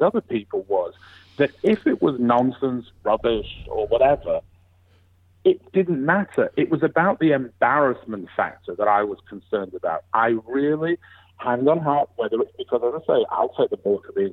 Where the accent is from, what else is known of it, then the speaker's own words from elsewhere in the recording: England, United Kingdom; moved away as an adult; now in United States; I'm from England. I grew up in England.